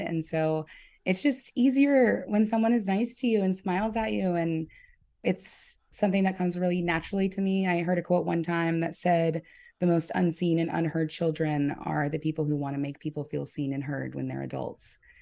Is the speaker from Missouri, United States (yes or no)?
no; St. Matthews, South Carolina, United States; also born or lived in Orangeburg, South Carolina; I actually grew up in an even smaller town with one stoplight called Saint Matthews.